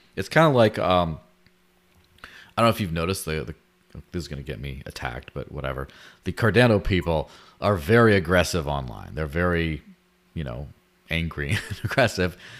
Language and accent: English; Mexico; moved away; I grew up in Mexico